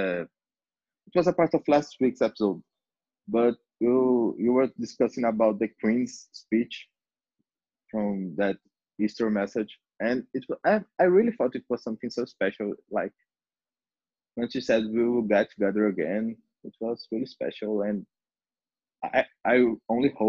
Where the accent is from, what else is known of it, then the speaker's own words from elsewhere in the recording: Brazil; my country, and I'm from Brazil